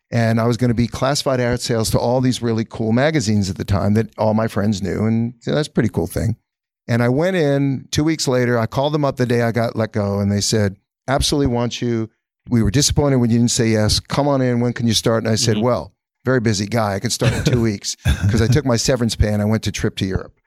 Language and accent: English; New York, United States; also born or lived in California; growing up in New York